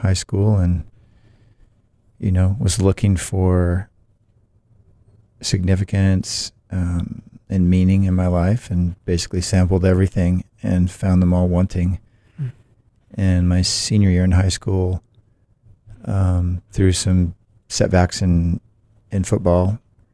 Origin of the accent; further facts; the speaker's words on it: Olympia, Washington, United States; moved away as an adult; also born or lived in San Diego, California / Salem, Oregon / St. Petersburg, Russia; now in Boston, United States; I was born in San Diego when my dad was in the Navy. And when I was 1, we moved up to the Northwest and lived in Salem, Oregon for a time, and short time, then up in Olympia, Washington, for about 10 years, and then I moved back to Salem and spent the rest of my schooling years and college there